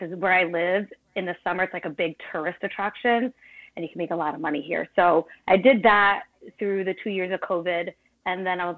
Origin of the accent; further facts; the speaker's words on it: Cape Cod, Massachusetts, United States; also born or lived in Brooklyn, New York; I was born in Brooklyn and I moved to the Cape, which is Massachusetts, about like, oh gosh, when I was seven. I lived here since.